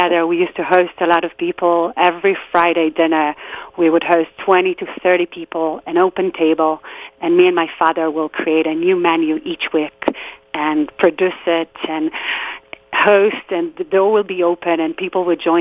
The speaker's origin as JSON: {"language": "English", "area": "just outside Tel Aviv", "region": "Tel Aviv District", "country": "Israel", "tie": "born or raised there", "said": "I grew up in Israel in a small neighborhood just outside of Tel Aviv"}